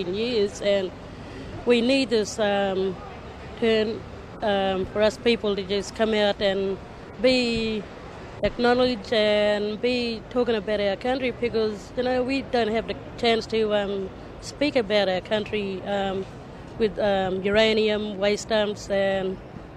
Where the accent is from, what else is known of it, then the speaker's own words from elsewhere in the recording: Leonora, Western Australia, Australia; also born or lived in Yeelirrie; I'm from the Northern Goldfields of Western Australia, Leonora, but my country is up near Yeelirrie